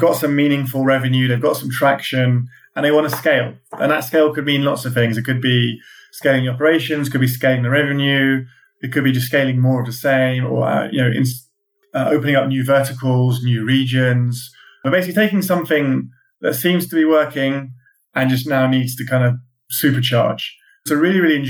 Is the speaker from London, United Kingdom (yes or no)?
yes; London, United Kingdom; also born or lived in California; I'm a Londoner